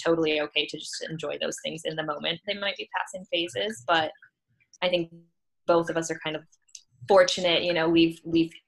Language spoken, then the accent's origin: English; Michigan, United States; moved away as an adult; now in Los Angeles, United States; I'm from Michigan